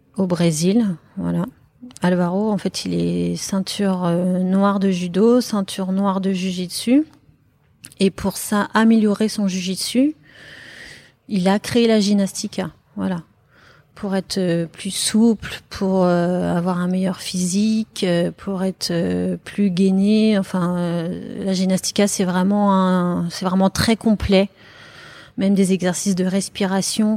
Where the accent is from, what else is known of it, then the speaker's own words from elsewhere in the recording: Paris, Île-de-France, France; moved away as an adult; now in Bordeaux, France; je suis parisienne à la base